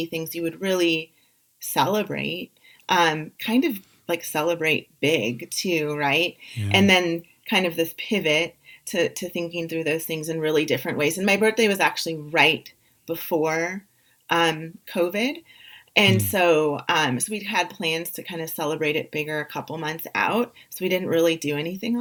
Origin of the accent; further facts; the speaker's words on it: St. Louis, Missouri, United States; now in Phoenix, United States; I'm from St. Louis originally